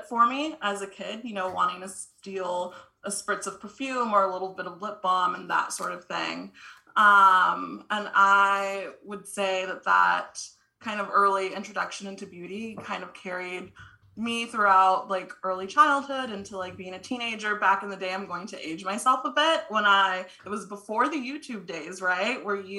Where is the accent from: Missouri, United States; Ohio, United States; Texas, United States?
Texas, United States; small town; now in Austin, United States; I'm from Texas. I am currently, you know, live in Austin, Texas, and I grew up in small town Texas